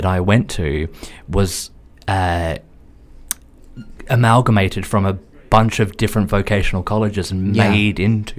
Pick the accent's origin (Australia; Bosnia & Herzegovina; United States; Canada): Australia; I'm Australian.